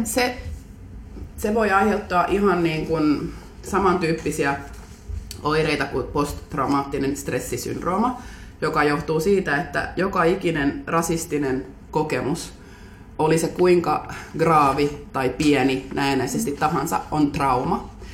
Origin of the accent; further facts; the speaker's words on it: Helsinki, Uusimaa, Finland; olen Munkkiniemestä kotoisin